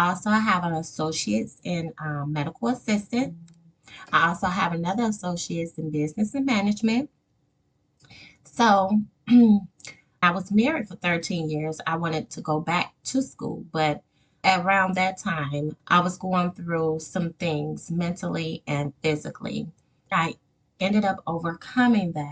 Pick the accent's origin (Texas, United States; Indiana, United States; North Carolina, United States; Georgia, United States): Indiana, United States; Gary; moved away as an adult; also born or lived in Wisconsin / Michigan; born and raised in Gary, Indiana.